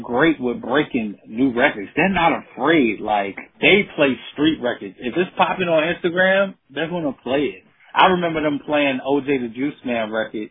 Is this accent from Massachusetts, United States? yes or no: no; South Boston, Virginia, United States; moved away; also born or lived in North Carolina; I'm from South Boston, Virginia